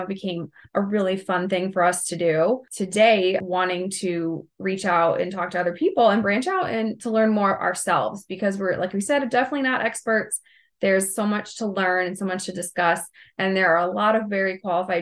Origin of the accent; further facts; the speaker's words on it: Ohio, United States; we're from Ohio